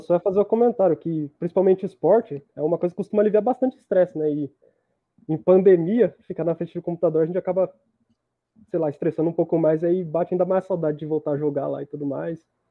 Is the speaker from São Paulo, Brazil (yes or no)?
yes; Rio Claro, São Paulo, Brazil; eu nasci em Rio Claro